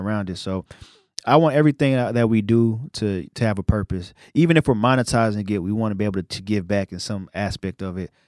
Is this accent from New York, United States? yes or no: yes; New York City, New York, United States; now in Dallas, United States; I'm from Brooklyn